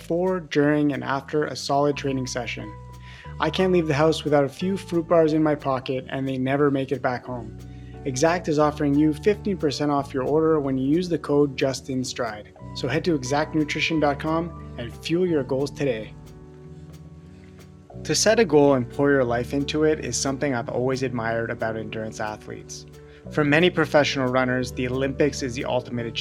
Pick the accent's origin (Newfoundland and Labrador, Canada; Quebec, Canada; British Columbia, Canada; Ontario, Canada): Quebec, Canada; Montreal; you're a fellow Canadian. I'm from Montreal